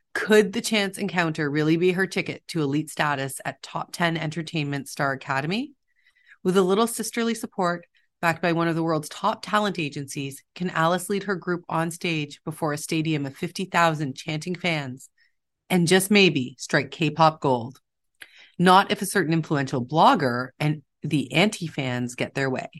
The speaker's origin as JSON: {"language": "English", "town": "Toronto", "region": "Ontario", "country": "Canada", "tie": "born or raised there", "said": "I grew up near Koreatown in Toronto"}